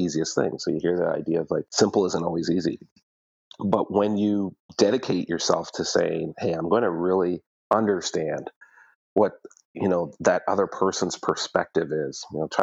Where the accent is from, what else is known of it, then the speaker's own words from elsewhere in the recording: Ottawa, Ontario, Canada; moved away as an adult; also born or lived in Toronto; now in London, Canada; I was born and raised in Ottawa, so had friends and family there